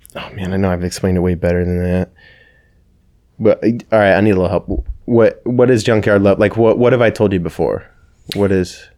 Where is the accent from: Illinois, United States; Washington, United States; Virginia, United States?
Washington, United States; Kelso; also born or lived in Everett, Washington; I, uh, grew up in, in Kelso from ages, I think, three to nine. I think that we moved from Everett, um, Kelso, Washington.